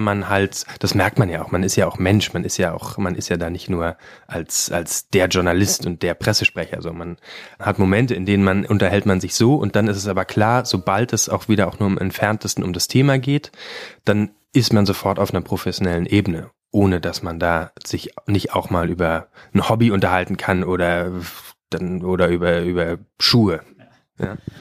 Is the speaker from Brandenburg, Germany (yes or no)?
yes; Brandenburg, Germany; ich komme aus Brandenburg